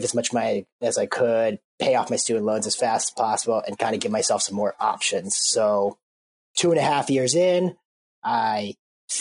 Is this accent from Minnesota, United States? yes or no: yes; Minneapolis, Minnesota, United States; I'm from Minneapolis